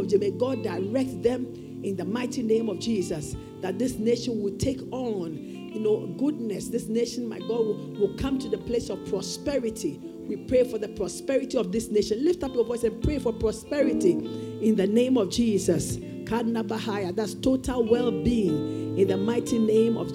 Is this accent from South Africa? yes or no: no; Ghana; be responsible as a Ghanaian